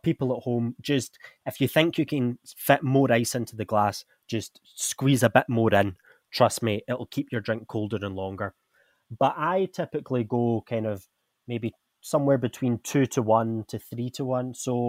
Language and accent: English; Scotland, United Kingdom; now in India; I'm from Scotland, where, let's just say, it's not very warm.